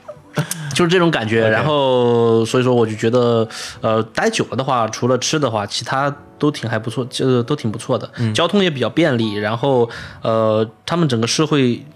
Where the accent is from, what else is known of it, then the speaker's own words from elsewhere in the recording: China; moved away as an adult; now in Japan; 作为我们作为一个中国人